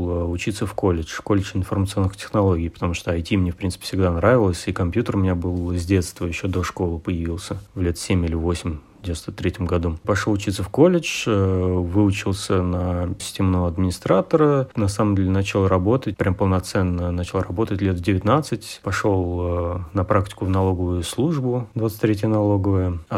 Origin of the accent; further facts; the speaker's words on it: Moscow, Russia; Ну, я родился и вырос в Москве, на севере Москвы, север Форева.